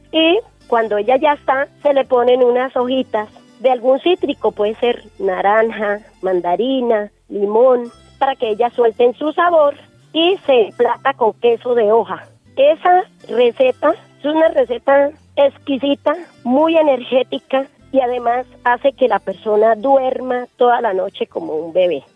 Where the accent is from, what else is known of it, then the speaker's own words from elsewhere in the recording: Páramo, Santander, Colombia; aquí en mi pueblo